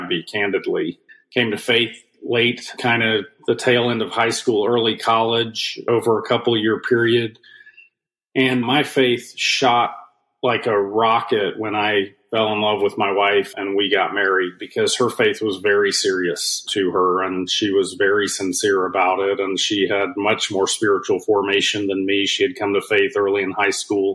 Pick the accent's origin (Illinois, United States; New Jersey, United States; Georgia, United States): Georgia, United States; South; also born or lived in Washington, D.C. / California / England; grew up in the South, grew up in very, very, very South Georgia, 14 miles from the Florida